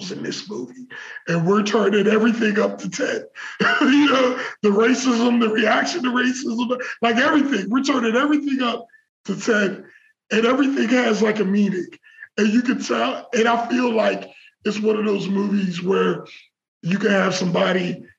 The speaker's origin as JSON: {"language": "English", "town": "Pittsburgh", "region": "Pennsylvania", "country": "United States", "tie": "born or raised there", "said": "us being growing up in Pittsburgh"}